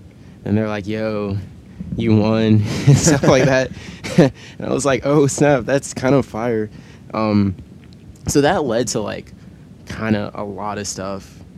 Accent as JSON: {"language": "English", "town": "New York City", "region": "New York", "country": "United States", "said": "I'm from Brooklyn."}